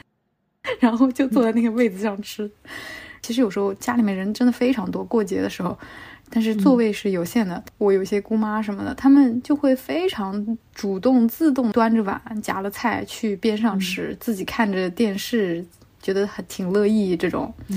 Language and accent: Chinese; Hunan, China; 我们老家湖南那边过年也是打牌